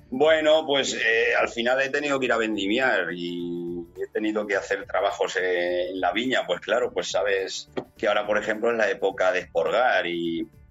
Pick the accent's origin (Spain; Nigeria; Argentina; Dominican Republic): Spain; Utiel, Valencian Community; en mi pueblo y en el puerto de mi pueblo, que es el Negrete